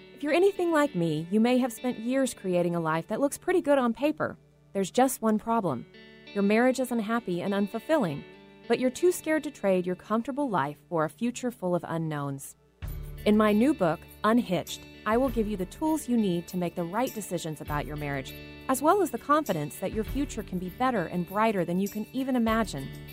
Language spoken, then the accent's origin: English; the South, United States; we're from the South, so people got married, you know, in their early, right after college